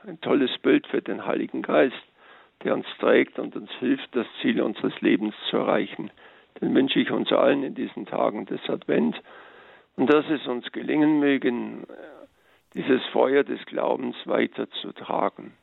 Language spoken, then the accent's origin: German; Allgäu, Germany; bei uns im Allgäu